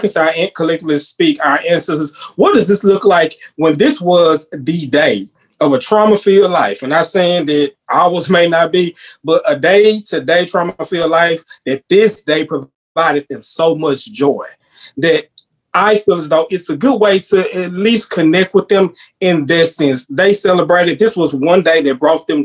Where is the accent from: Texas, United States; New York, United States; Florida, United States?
Texas, United States; me being born and bred in Texas